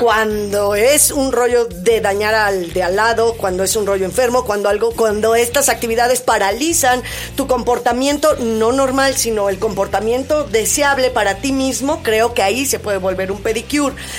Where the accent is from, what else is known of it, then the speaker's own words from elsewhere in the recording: Mexico; nuestra idiosincrasia como mexicanos